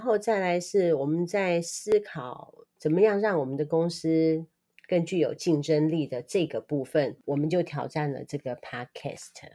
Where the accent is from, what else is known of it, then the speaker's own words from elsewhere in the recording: Taiwan; 我们台湾人是太健康了吗？